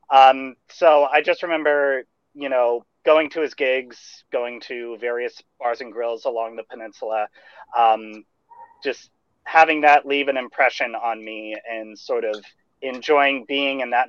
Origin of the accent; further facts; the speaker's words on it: Bay Area, California, United States; I, grow I grew up, in the Bay Area.